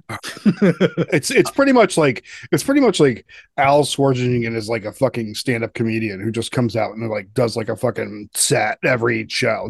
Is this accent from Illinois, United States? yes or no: no; Colorado, United States; I'm from Colorado